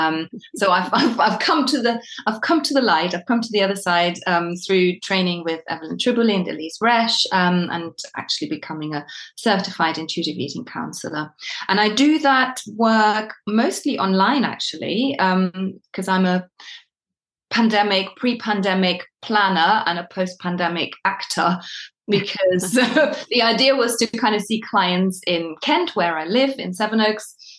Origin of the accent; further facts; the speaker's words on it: Germany; now in United Kingdom; I am from Germany originally, but I've been living in the UK for more than I haven't.